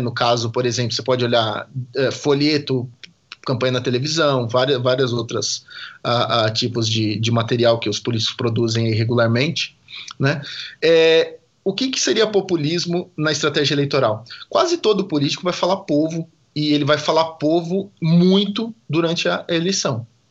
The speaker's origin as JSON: {"language": "Portuguese", "country": "Brazil"}